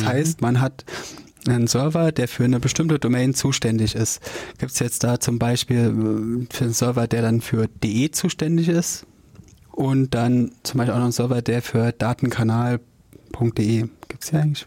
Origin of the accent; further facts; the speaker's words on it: Jena, Thuringia, Germany; Ich komme hier aus Jena